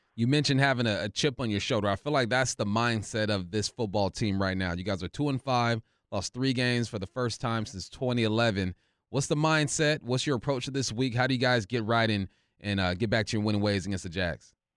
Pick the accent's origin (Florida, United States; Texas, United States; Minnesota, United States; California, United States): California, United States; Culver City; I'm from Culver City